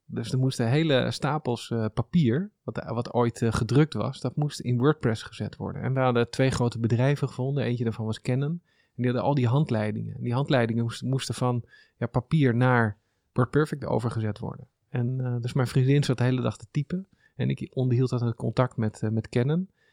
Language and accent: Dutch; small town near Amsterdam, North Holland, Netherlands; also born or lived in Haarlem / Zoetermeer; now in Amsterdam, Netherlands; Dat is een klein plaatsje onder de rook van Amsterdam.